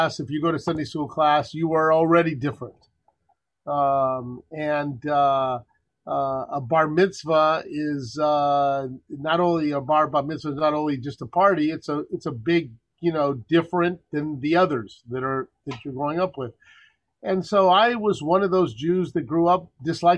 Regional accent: El Paso, Texas, United States; born or raised there; now in Livingston, New Jersey, United States

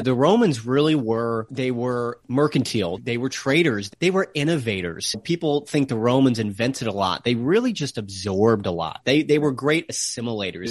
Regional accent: United States; accent: American; also born or lived in Cardiff, Wales; my American accent

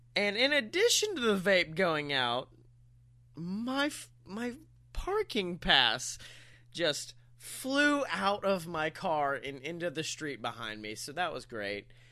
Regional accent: the South, United States; us Southern folk know how to make us some sweet tea

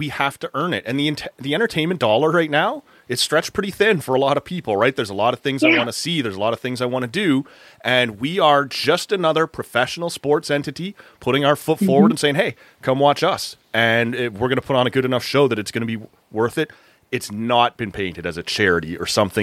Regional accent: Toronto, Ontario, Canada; now in Ottawa, Canada; my hometown Toronto

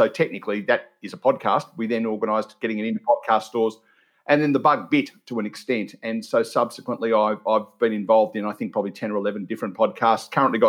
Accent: Melbourne, Victoria, Australia; accent: Australian; now in Geelong, Australia; We're about 70 kilometres out of Melbourne. I grew up in Melbourne

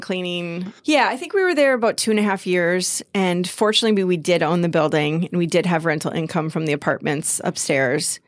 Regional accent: Lake City, Minnesota, United States; I grew up in Lake City, down on Lake Pepin.

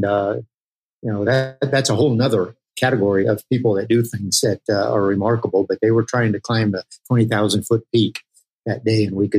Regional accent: Germany; my parents were international missionaries. And so we grew up in Germany

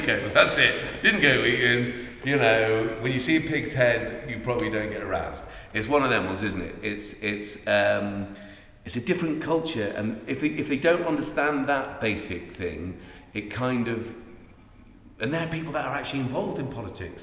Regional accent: Ireland; now in Chippenham, United Kingdom; we're Irish immigrant, uh, uh, economic immigrants

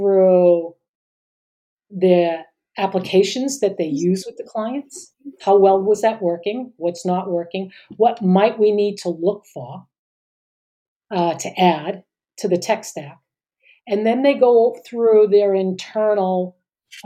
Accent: Boston, Massachusetts, United States; now in San Diego, United States; I grew up in Boston.

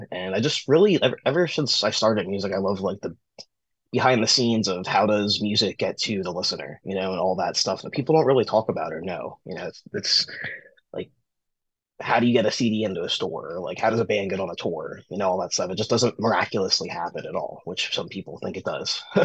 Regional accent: Pennsylvania, United States; I started booking shows around my hometown. I started a company called uh, Recovery Promotions, which was like a uh, pretty much me just like reaching out to a bunch of other DIY promoters all across the state of Pennsylvania.

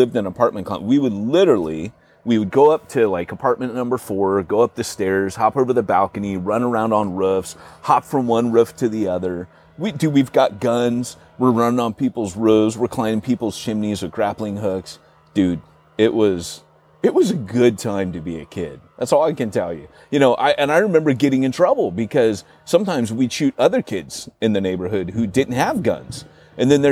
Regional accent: United Kingdom; moved away; as we would say in Britain

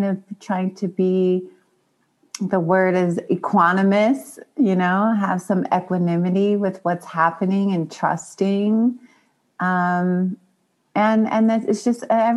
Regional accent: Long Beach, California, United States; I talk a lot about where I was born and difficulties in East Long Beach, Compton area. And, you know, just all the trauma of inner city and poverty

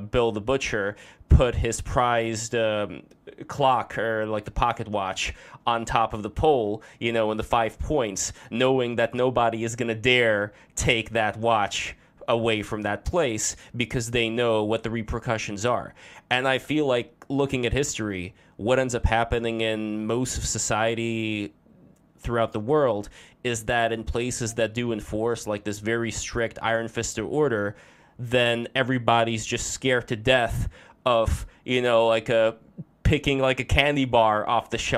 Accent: Russia; moved away; me growing up in Russia

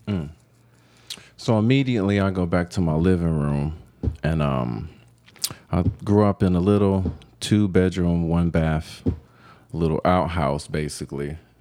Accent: Cleveland, Ohio, United States; moved away as an adult; now in Denver, United States; growing up in Cleveland

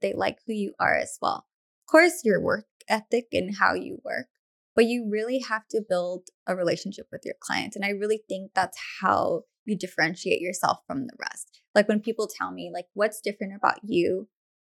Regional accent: Hacienda Heights, California, United States; moved away; I grew up in Hacienda Heights

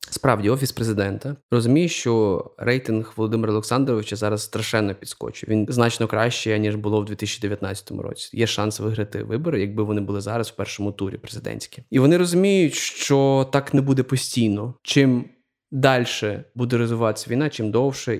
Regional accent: Galicia, Ukraine; я е, з Галичини, і я дуже багато напевно виховувався якихось таких церковних

